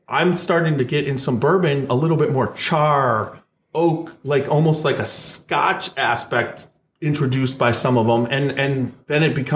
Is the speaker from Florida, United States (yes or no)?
no; Wisconsin, United States; now in Canton, United States; I was originally from Wisconsin.